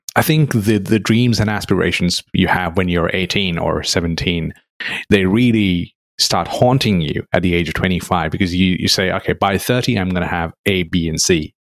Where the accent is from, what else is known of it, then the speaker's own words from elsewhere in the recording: Nepal; moved away; growing up in Nepal, which is very close to India